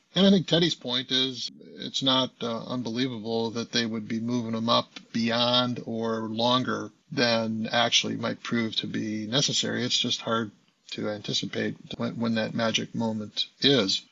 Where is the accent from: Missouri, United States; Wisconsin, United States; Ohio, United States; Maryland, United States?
Wisconsin, United States; west of Milwaukee, southeastern; moved away; I drive due west of Milwaukee and, and my hometown where I lived in the 50s and 60s